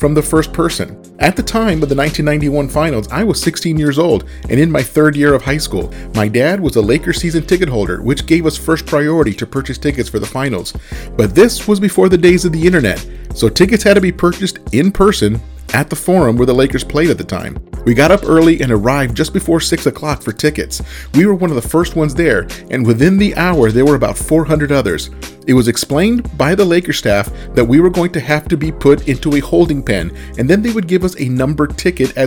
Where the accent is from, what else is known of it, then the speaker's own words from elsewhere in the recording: Southern California, United States; I grew up in Southern California during the Showtime days